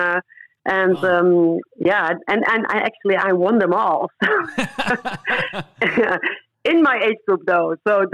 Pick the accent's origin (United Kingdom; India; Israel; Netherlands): Netherlands; moved away as an adult; also born or lived in Curaçao; I ran in the top five in the Netherlands, in my home country, at the moment I moved